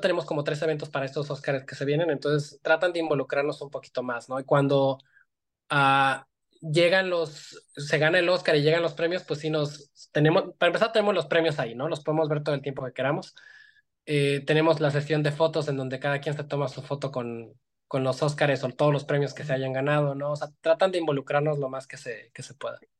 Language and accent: Spanish; Iguala, Guerrero, Mexico; yo soy de una ciudad muy chiquita, o sea, soy de aquí de Iguala